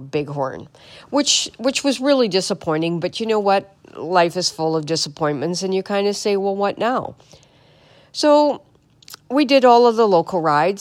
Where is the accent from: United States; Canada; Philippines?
Canada; Manitoba; I'm from Manitoba, so it's cold here.